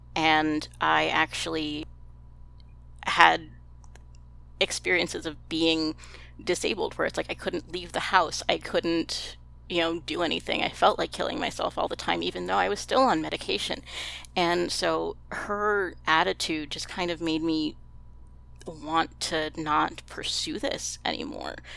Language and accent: English; Texas, United States; I'm from Texas